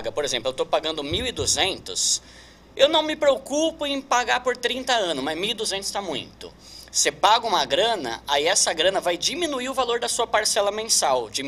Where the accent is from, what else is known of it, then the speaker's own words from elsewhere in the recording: São Paulo, Brazil; now in Osasco, Brazil; Assim, eu sou de São né? Paulo, aí eu me casei faz, vai fazer três anos, né?